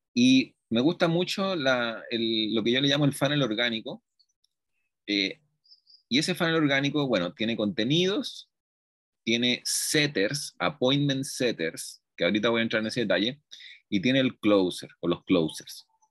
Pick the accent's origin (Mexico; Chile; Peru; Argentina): Chile; moved away as an adult; now in Colombia; yo soy chileno, y he vivido toda mi vida en Chile, pero hace aproximadamente ya un año me vine a ir a Colombia